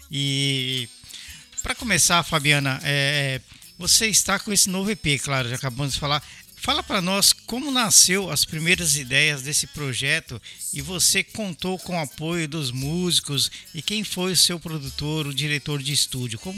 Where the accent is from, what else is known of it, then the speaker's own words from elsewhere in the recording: São Paulo, Brazil; Eu sou paulista também. Eu sou nascido em São Paulo